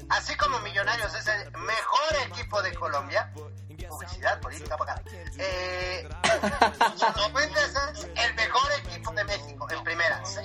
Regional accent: Argentina; gracias a Dios somos argentinos

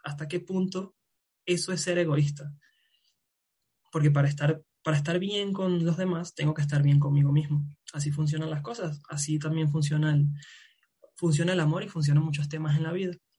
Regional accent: Venezuela; now in Mexico; me vine de, de, de Venezuela

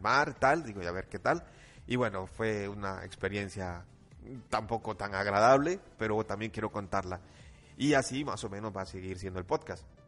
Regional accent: Costa Rica; No crean que Costa Rica vivimos tan atrás

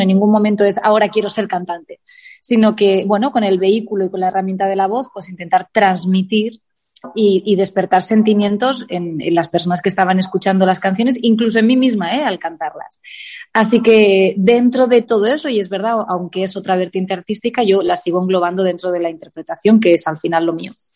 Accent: Elche, Valencian Community, Spain; moved away as an adult; also born or lived in Alicante / Madrid; now in Palma de Mallorca, Spain; es verdad que soy nacida en Alicante, pero he vivido toda mi infancia en Elche y a los 18 años me voy a Madrid

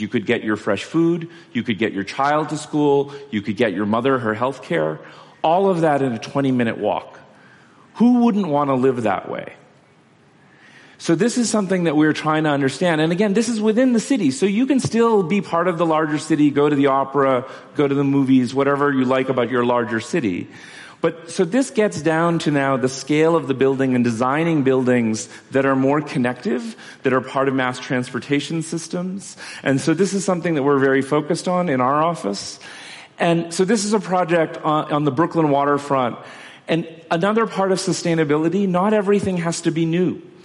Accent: Kolkata, West Bengal, India; I'm from Calcutta

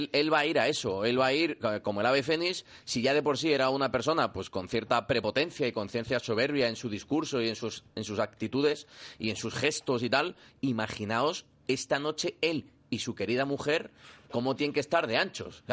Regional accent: Spain; Yo como español

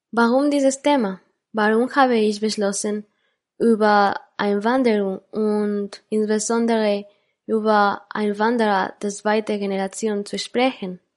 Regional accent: Quito, Pichincha, Ecuador; born there; Ich bin in Quito geboren, der Hauptstadt Ecuadors, einem Land im Nordosten Südamerikas

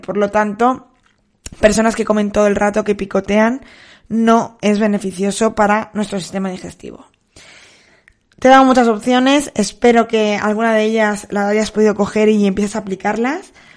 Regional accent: Soria, Castile and León, Spain; la piscina de mi pueblo está muy fría. Llevo bañándome allí, pues, 32 años que tengo

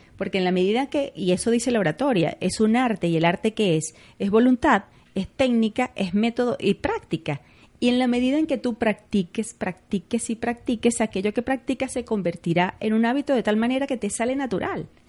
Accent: Venezuela; nos acostumbramos, por ejemplo, los venezolanos, entre esos me incluyo como buena venezolana, que nos comemos las S

